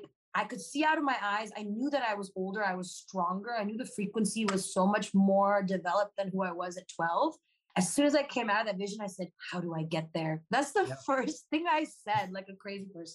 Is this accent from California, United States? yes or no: yes; Los Angeles, California, United States; also born or lived in Claremont, California; I grew up in Los Angeles